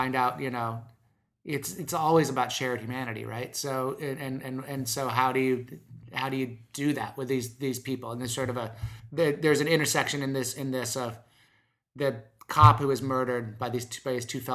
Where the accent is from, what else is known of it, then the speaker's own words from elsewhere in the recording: Omaha, Nebraska, United States; I'm not from Detroit, but I'm from Omaha, Nebraska